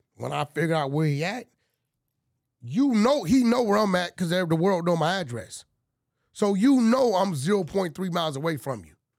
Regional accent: Los Angeles, California, United States; I'm from Pacoima, bro. I grew up eating mole, fighting roosters

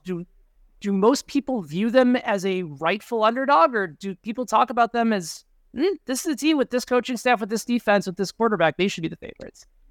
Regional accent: Chicago, Illinois, United States; growing up in Chicago in the nineties

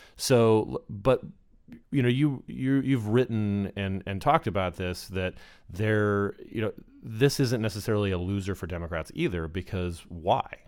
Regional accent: Arizona, United States; my home state of Arizona

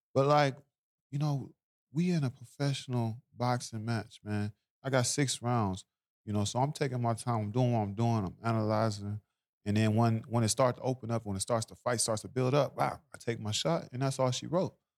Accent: Tulsa, Oklahoma, United States; I'm from Oklahoma

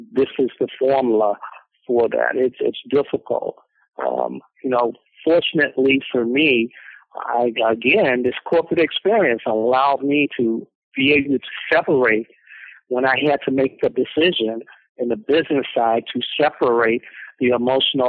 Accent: Gaston, Alabama, United States; I was born in 1952 in Gaston, Alabama

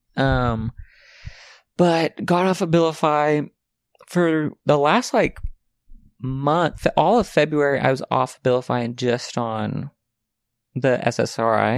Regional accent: the South, United States; now in Los Angeles, United States; I'm from the South

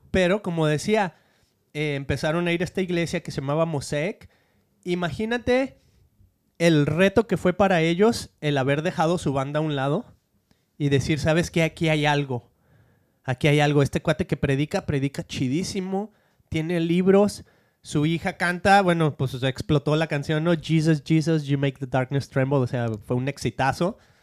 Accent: Argentina; now in United States; soy argentino.

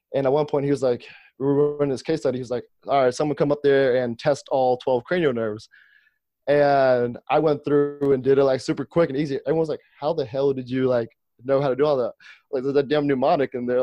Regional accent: Ohio, United States; I'm from Ohio.

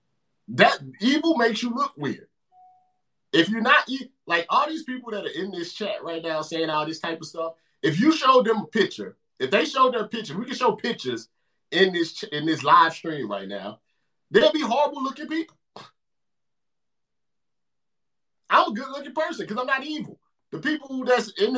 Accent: St. Louis, Missouri, United States; I'm from St. Louis.

